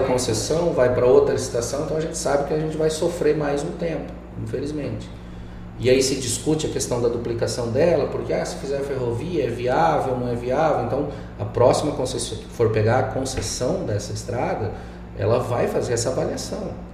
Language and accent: Portuguese; Rio Grande do Sul, Brazil; now in Mato Grosso, Brazil; Eu que cresci na roça no Rio Grande do Sul, indo carpir de pé no chão